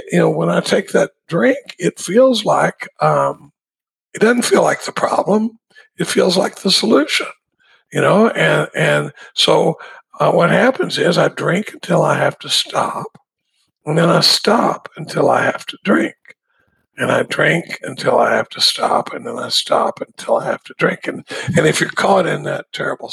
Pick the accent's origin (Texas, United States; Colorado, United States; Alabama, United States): Texas, United States; Dallas; I grew up in Dallas